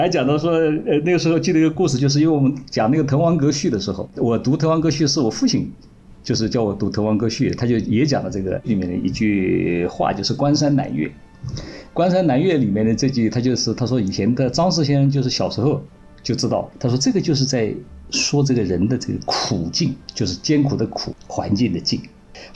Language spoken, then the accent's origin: Chinese; Nantong, Jiangsu, China; 他说你这个南通人吧？我说是啊，我说南通人。